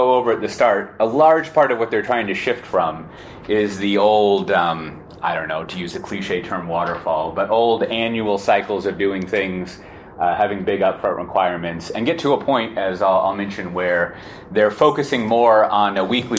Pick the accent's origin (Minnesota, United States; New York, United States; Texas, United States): Texas, United States; Austin; moved away as an adult; now in Amsterdam, Netherlands; I was born in Austin, and I lived there all my life until August of last year when I moved to Amsterdam